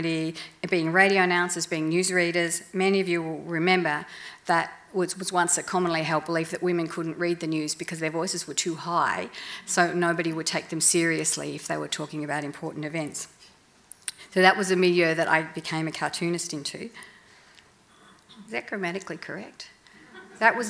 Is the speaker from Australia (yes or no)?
yes; Melbourne, Victoria, Australia; I grew up in Melbourne